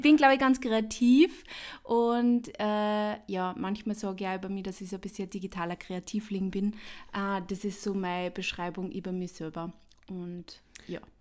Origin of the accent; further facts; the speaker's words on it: Upper Austria, Austria; now in Vienna, Austria; ich komme ursprünglich aus Oberösterreich, aber ich bin halt in Wien und ich wohne in Wien, ich wohne auch schon seit über zehn Jahren in Wien